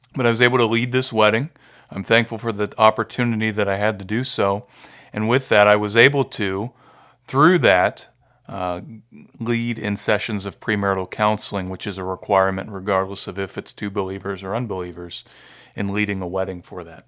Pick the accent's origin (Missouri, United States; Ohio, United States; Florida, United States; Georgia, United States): Ohio, United States; Marietta; also born or lived in Delaware, Ohio; I'm from Marietta, Ohio